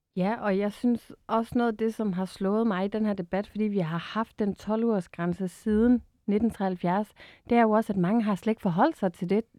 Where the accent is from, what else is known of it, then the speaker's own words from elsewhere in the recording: Bornholm, Capital Region of Denmark, Denmark; jeg er jo selv Bornholmer